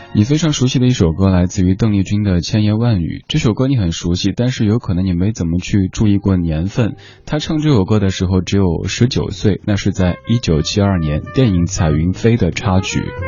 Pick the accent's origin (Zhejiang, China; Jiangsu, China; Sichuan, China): Sichuan, China; Chengdu; moved away; 我的家乡成都那边儿